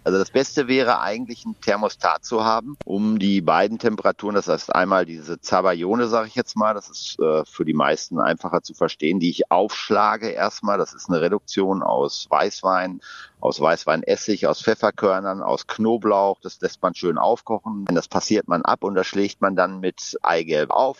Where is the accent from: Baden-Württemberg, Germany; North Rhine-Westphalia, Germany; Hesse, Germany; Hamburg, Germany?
North Rhine-Westphalia, Germany; Ruhr area; ich bin damit im Ruhrgebiet groß geworden